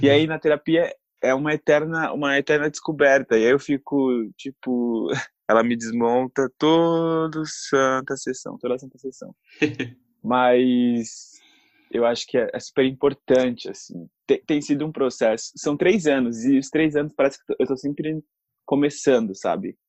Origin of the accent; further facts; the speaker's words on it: São Paulo, Brazil; sou aqui da cidade de São Paulo